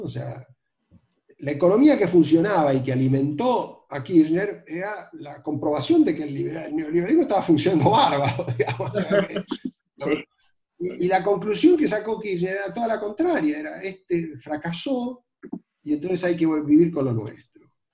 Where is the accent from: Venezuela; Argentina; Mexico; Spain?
Argentina